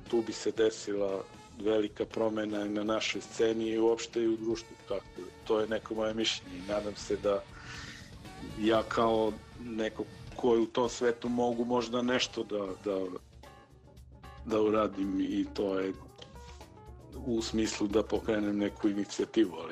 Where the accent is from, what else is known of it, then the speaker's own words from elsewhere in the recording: Niš, Southern and Eastern Serbia, Serbia; ovde kod nas u Nišu